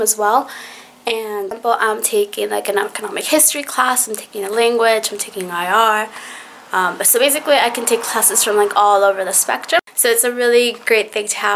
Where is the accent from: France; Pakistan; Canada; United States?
United States; accent: American; moved away as an adult; now in London, United Kingdom; I'm from the States. I'm a general course student, so as you may have been able to tell from my accent, I am American